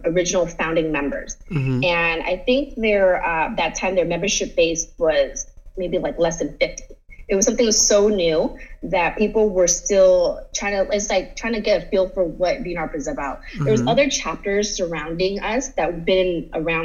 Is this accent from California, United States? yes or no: yes; San Jose, California, United States; I moved back to San Jose in 2015